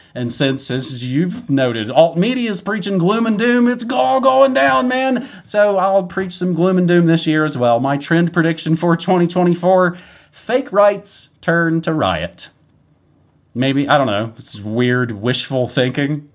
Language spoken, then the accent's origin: English; West Virginia, United States; I'm from West Virginia